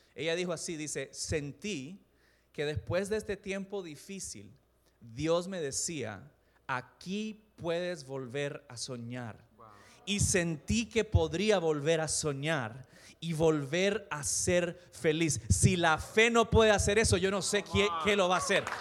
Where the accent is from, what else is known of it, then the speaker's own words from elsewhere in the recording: El Salvador; Yo crecí en El Salvador